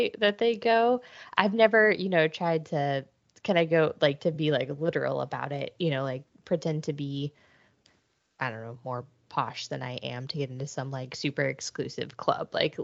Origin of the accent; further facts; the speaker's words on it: Atlanta, Georgia, United States